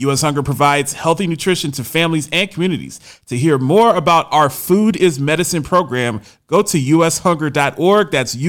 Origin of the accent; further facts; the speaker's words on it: United States; now in Nashville, United States; It's my right as an American to have the strap.